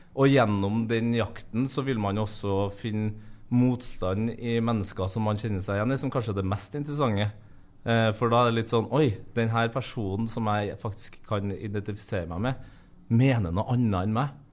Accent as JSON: {"language": "Norwegian", "country": "Norway", "tie": "born or raised there", "said": "vi som er født og oppvokst i Norge, som bor i Norge"}